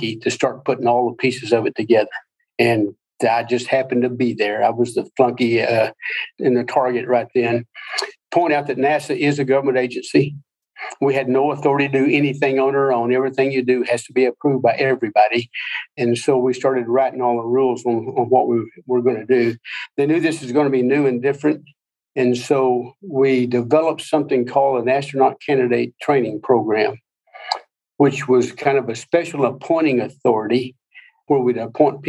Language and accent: English; southern Oklahoma, United States; moved away as an adult; I grew up in the oil patch in southern Oklahoma